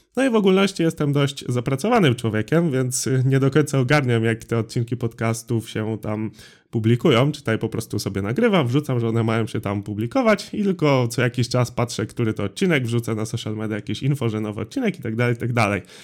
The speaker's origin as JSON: {"language": "Polish", "town": "Drawsko Pomorskie", "region": "West Pomeranian Voivodeship", "country": "Poland", "said": "Ja jestem z Drawska Pomorskiego"}